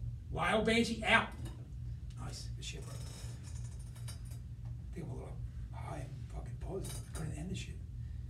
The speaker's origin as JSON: {"language": "English", "town": "Philadelphia", "region": "Pennsylvania", "country": "United States", "said": "I am a kid from Philly."}